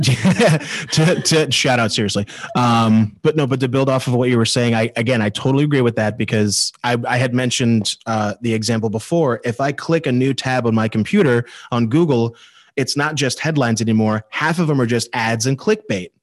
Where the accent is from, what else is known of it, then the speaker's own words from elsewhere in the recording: Ireland; I'm Irish